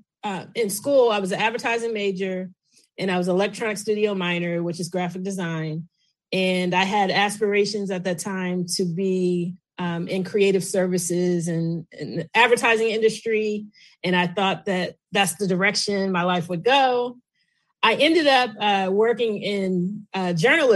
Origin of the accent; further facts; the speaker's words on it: Kansas City, Missouri, United States; moved away as an adult; also born or lived in Tennessee / South Jersey; now in Washington, D.C., United States; I'm originally from Kansas City, Missouri. But I live here in the D.C. area.